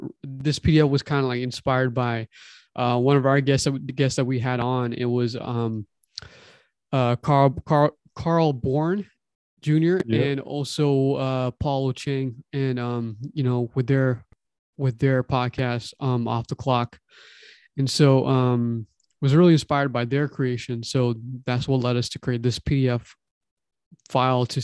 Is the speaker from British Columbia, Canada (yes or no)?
no; Toronto, Ontario, Canada; now in California, United States; we're from Toronto